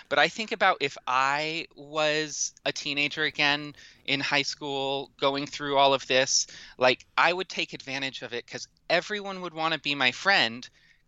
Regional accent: Washington, United States; my home state of Washington

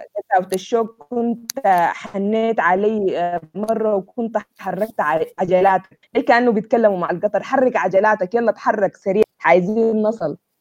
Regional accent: Sudan; accent: Sudanese; انا انسانه سودانيه

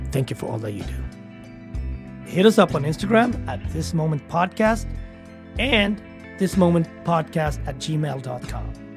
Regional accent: Sweden; I grew up in Sweden during the Soviet Union

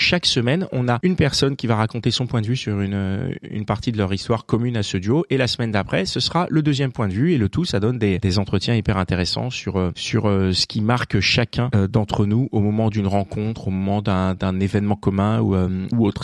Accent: south of France, France; moved away as an adult; also born or lived in Montpellier; now in Paris, France; je venais du, sud de la France. J'avais fini mes études à Montpellier

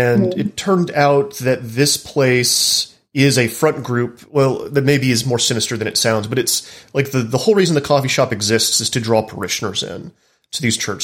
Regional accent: Dallas, Texas, United States; I'm from Dallas, where there are a lot of mega churches, and there's a lot of political power behind like the evangelical churches there.

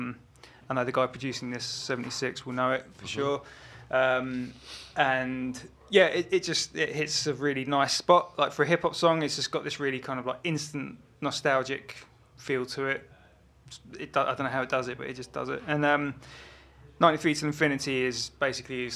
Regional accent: Kingston upon Thames, London, United Kingdom; also born or lived in Brighton; I was born in Brighton, lived there for 3 years, moved to Kingston in Surrey, near Richmond, arm's length from London. And, yeah, so, like, growing up was Kingston, basically

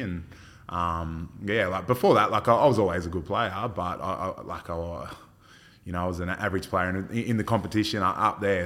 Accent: Port Macquarie, New South Wales, Australia; I was from Fort Macquarie

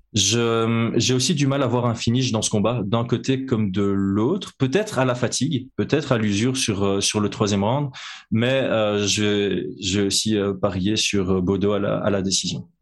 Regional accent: Belgium; je suis belge

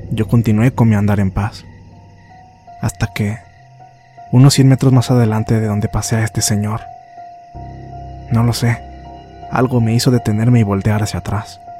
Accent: Sica Sica, La Paz, Bolivia; Yo soy de Sica Sica, un pueblo que se encuentra ubicado a 100 kilómetros al sur de La Paz.

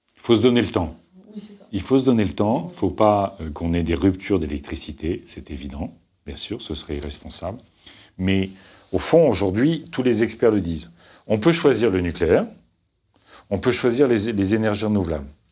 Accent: Picardy, Hauts-de-France, France; moved away; Quand je vais en Picardie, là d'où je viens

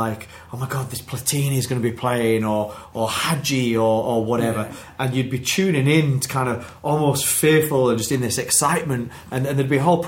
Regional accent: Wakefield, Yorkshire and the Humber, United Kingdom; I'm from Wakefield, which is in West Yorkshire, which is kind of near Leeds and Huddersfield

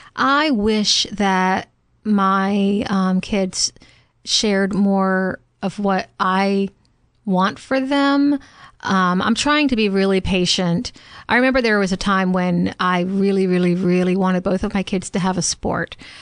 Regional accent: the South, United States; growing up in the South and parenting in the South

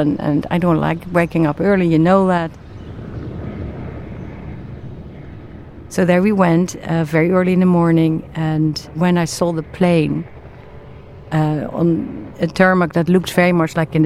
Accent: The Hague, South Holland, Netherlands; I was born in the Netherlands, in the city The Hague, in a green neighborhood, as the youngest of four in a large extended family.

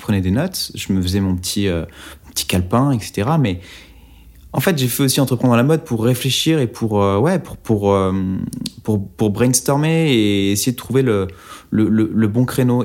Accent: Oyonnax, Auvergne-Rhône-Alpes, France; J'ai grandi à Oyonnax, dans l'Ain

